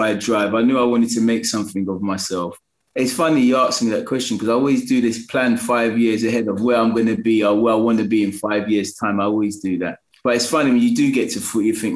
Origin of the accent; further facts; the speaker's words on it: London, United Kingdom; I'm from New Cross